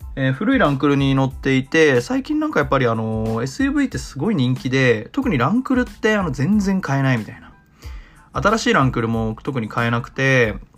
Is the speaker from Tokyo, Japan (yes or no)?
yes; Tokyo, Japan; moved away as an adult; now in Osaka, Japan; 東京に住んで東京で育って今大阪に住んでる